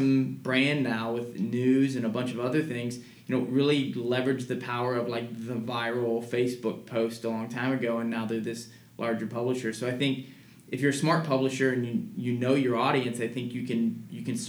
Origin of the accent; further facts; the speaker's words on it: Missouri, United States; now in California, United States; I'm from Missouri. I'm from the Midwest